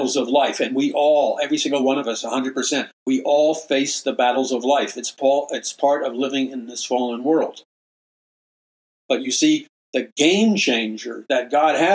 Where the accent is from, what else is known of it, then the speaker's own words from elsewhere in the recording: New York City, New York, United States; Growing up in New York City